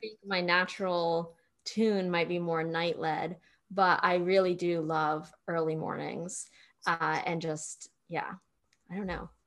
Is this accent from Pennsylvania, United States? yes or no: yes; Pennsylvania, United States; now in Austin, United States; middle of nowhere, Pennsylvania